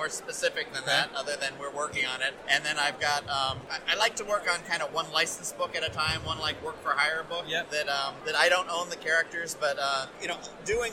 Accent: United States; as an American

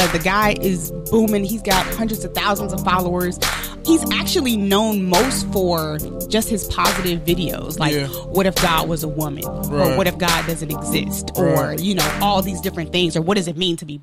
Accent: Milwaukee, Wisconsin, United States; I'm from Milwaukee, Wisconsin

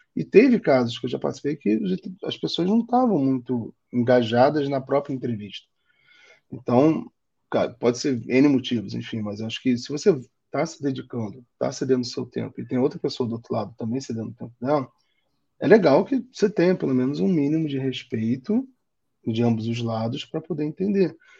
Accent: Rio de Janeiro, Brazil; accent: carioca; moved away as an adult; now in São Paulo, Brazil; meu sotaque acho que entrega que eu sou carioca, mas eu já moro em São Paulo tem três anos e não volto para o Rio

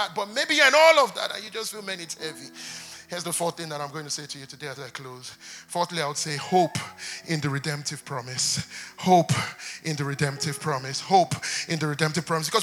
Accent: Nigeria; we're from Nigeria.

